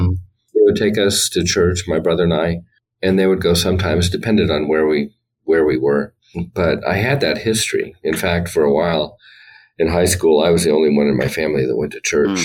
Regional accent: Honolulu, Hawaii, United States; born there; I was born in Honolulu.

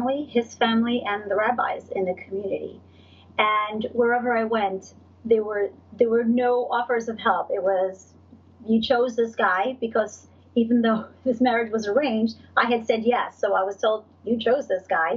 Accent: New York City, New York, United States; I'm from Brooklyn. I grew up in Brooklyn. I'm very American

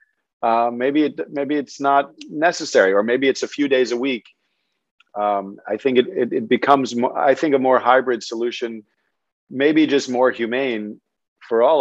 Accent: New York, United States; growing up in New York, our doorman was there in many cases in the building to keep you alive

